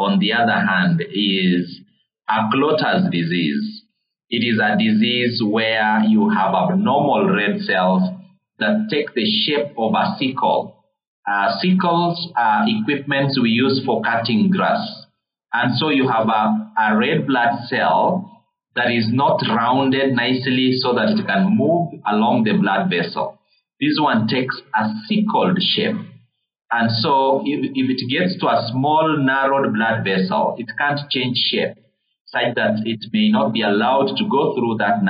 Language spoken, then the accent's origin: English; Uganda; now in Kenya; I grew up in Uganda. I know how Uganda is